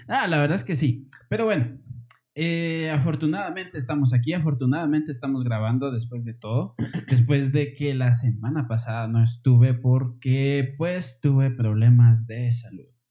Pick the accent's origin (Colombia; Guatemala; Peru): Guatemala; somos de Guatemala